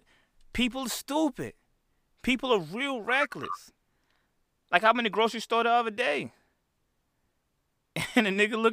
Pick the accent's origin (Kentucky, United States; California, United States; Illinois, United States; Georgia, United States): Illinois, United States; Chicago; I'm from Chicago